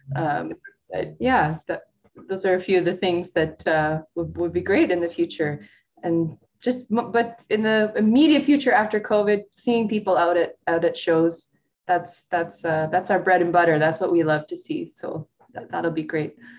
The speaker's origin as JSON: {"language": "English", "town": "Steinbach", "region": "Manitoba", "country": "Canada", "tie": "born or raised there", "said": "I grew up in Steinbach, uh, not knowing anything about Latin music or Latin people"}